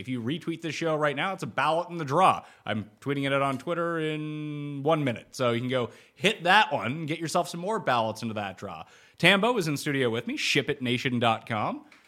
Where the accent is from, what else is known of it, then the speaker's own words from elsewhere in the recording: Canada; my home country